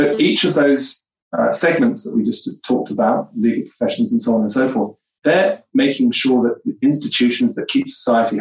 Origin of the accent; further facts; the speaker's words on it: London, United Kingdom; also born or lived in Seattle; now in Toronto, Canada; Southeast London where I grew up.